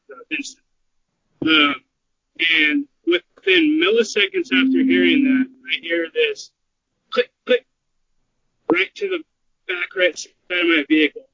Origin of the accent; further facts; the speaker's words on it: Portland, Oregon, United States; I'm from Portland, Oregon area.